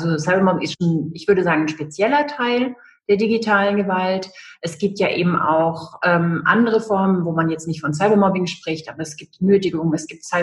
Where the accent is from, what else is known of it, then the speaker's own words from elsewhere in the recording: Düsseldorf, North Rhine-Westphalia, Germany; moved away as an adult; also born or lived in Trier; now in Rostock, Germany; bin äh, aus, ursprünglich aus Düsseldorf. Ich bin in Düsseldorf geboren und ähm, habe dann in Düsseldorf eine Banklehre gemacht, bin dann zum Studium nach Trier